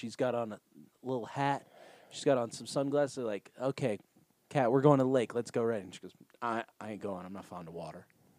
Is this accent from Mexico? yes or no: no; Australia; I can't be here. I'm from Australia. I'm not used to this much whipped cream in all of my food.